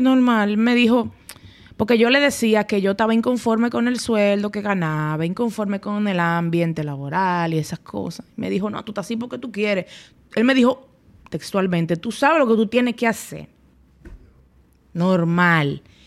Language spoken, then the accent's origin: Spanish; Dominican Republic; also born or lived in Spain; yo era la única dominicana extranjera en mi clase.